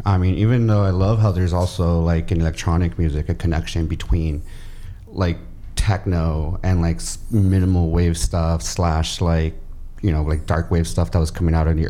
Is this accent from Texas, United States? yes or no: no; Hacienda Heights, California, United States; I grew up in Hacienda Heights.